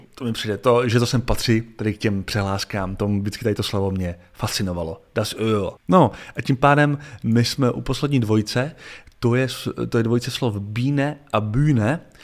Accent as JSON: {"language": "Czech", "country": "Czechia", "said": "jako Čech"}